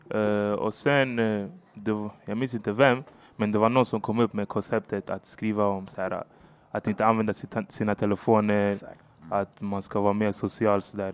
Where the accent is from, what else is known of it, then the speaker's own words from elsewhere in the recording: Stockholm, Stockholm County, Sweden; also born or lived in Hagsätra / Angola; jag är från Rocksved, gick i Rocksvedskolan